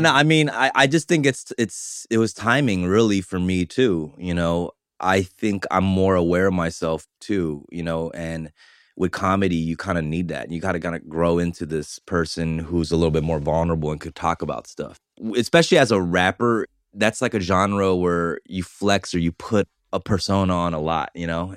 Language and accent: English; Los Angeles, California, United States; also born or lived in Argentina; I came to Koreatown when I was three, so Koreatown is really the only place I really know.